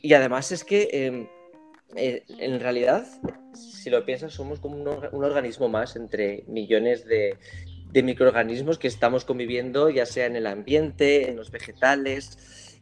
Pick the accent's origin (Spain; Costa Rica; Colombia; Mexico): Spain; Navarre; como buen navarro